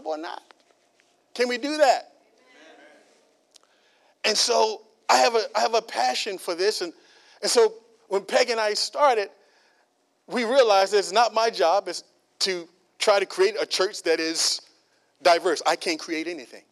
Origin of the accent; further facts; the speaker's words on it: United States; I'm African American